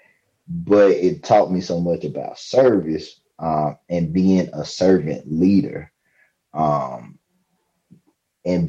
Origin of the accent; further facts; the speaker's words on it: Mississippi, United States; also born or lived in Louisiana; when we moved from Louisiana to Mississippi